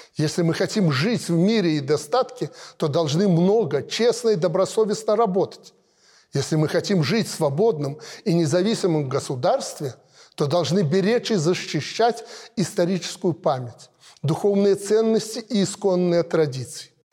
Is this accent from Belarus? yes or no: yes; Belarus; мы белорусы мирные люди